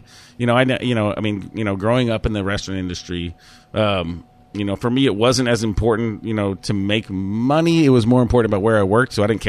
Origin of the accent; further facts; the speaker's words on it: Germany; born there; As you said, I was born in Germany, and I'm not German. I was born there. I spent a few years there.